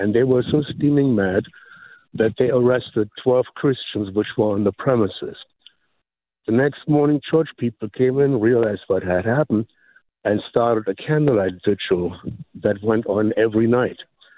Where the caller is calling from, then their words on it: Memphis, Tennessee, United States; I'm from Memphis.